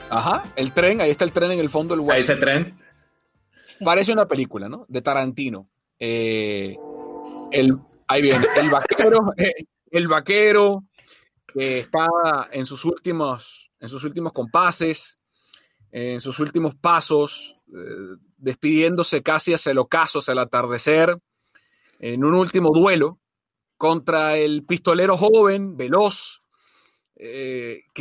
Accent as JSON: {"language": "Spanish", "country": "Argentina", "said": "sí, somos argentinos, nos queremos, somos amigos."}